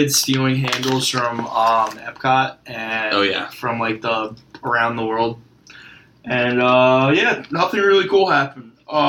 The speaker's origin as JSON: {"language": "English", "area": "Fairfield County", "region": "Connecticut", "country": "United States", "also_born_or_lived": "Long Island", "said": "we're from Fairfield County."}